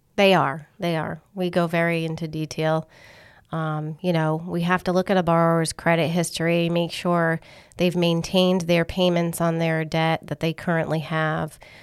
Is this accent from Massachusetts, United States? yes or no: yes; Massachusetts, United States; accent: Northern; now in Rhode Island, United States; I was born in Massachusetts.